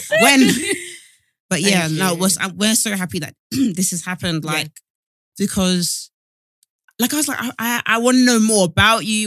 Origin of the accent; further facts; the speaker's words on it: London, United Kingdom; now in Essex, United Kingdom; I'm from Essex